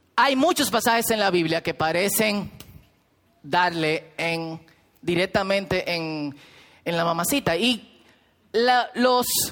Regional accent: Herrera, Distrito Nacional, Dominican Republic; yo soy muy pobre de Herrera

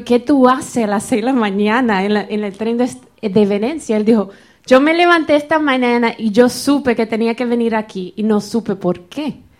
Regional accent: Florida, United States; Yo soy de la Florida en los Estados Unidos.

